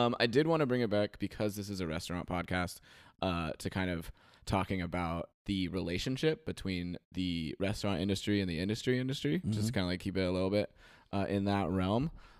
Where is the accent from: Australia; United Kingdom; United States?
Australia; And I'm like, yeah, I'm from Australia.